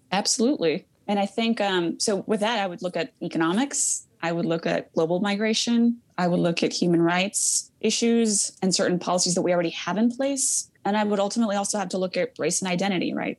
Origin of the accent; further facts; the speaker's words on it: Yakima Valley, Washington, United States; also born or lived in Mexico; I was raised in the Yakima Valley